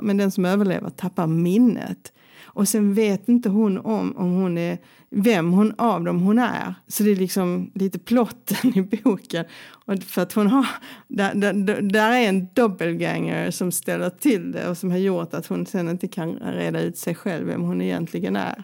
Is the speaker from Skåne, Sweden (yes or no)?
yes; Helsingborg, Skåne, Sweden; moved away as an adult; also born or lived in Stockholm; now in Lund, Sweden; jag är från Helsingborg